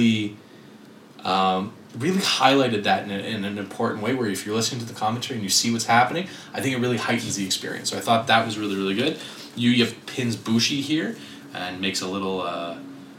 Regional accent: Quebec, Canada; we're from Quebec

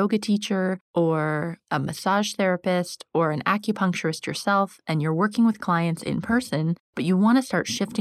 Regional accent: United States; now in London, United Kingdom; I live in London, as you know, and I'm American

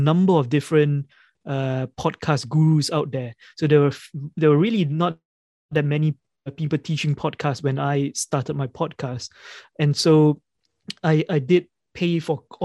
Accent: Malaysia; moved away as an adult; now in United Kingdom; I grew up in Malaysia and I came to the UK about 15, 16 years ago.

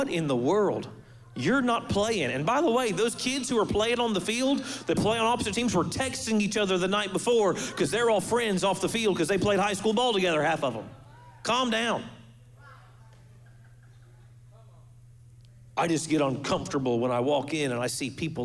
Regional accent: Florida, United States; Before I'm a Floridian, I'm a believer.

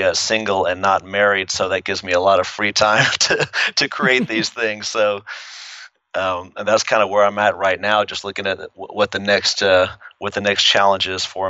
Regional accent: Midland, Texas, United States; also born or lived in Brooklyn / San Antonio / Lubbock / El Paso; But we moved to Texas, I think I was 5 years old, and I grew up in Midland, Texas, small little town. Bounced around for different schools, San Antonio, Lubbock, El Paso.

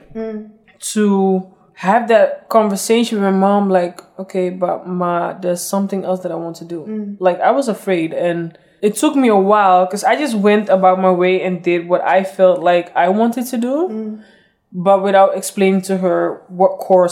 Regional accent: Amsterdam, North Holland, Netherlands; raised and my upbringing here in Amsterdam

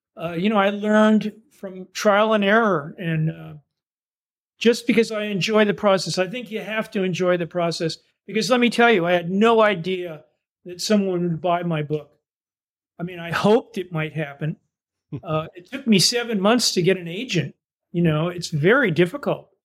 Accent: East Coast, United States; moved away as an adult; also born or lived in Southern Indiana; now in Vermont, United States; I'm from the East Coast originally

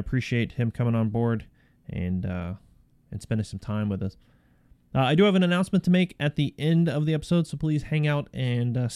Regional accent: right outside of Tampa, Florida, United States; now in North Carolina, United States; where I grew up, it was, you know, right outside of Tampa

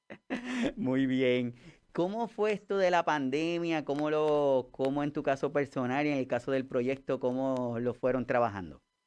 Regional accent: Puerto Rico; todos los que somos puertorriqueños

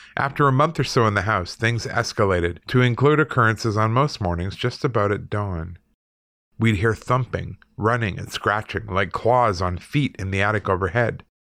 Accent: Canada; moved away; also born or lived in Manitoba / Alberta; I'm Canadian

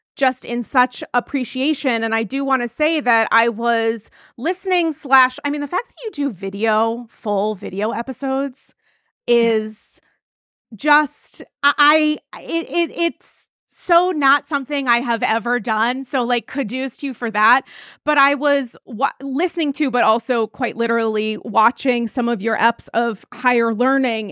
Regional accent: New England, United States; I'm from New England

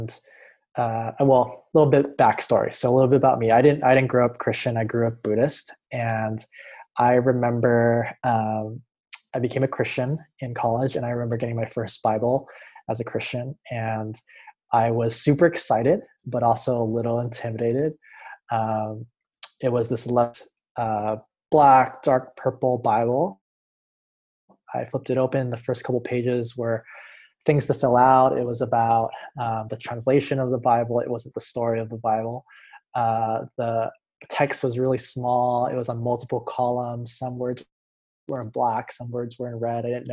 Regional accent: Hawaii, United States; now in Los Angeles, United States; I'm originally from Hawaii, but now I live in Los Angeles, California.

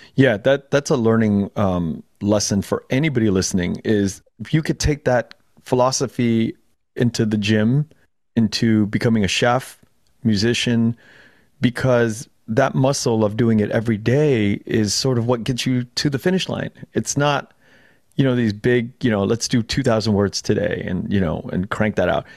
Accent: Los Angeles, California, United States; also born or lived in Chambersburg, Pennsylvania; we moved out when I was like a year old to LA. And I grew up in Koreatown for the first 25 years of my life in Koreatown in LA.

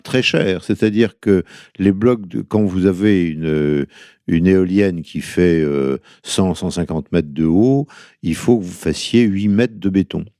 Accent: northern Brittany, France; En tant que breton du Nord

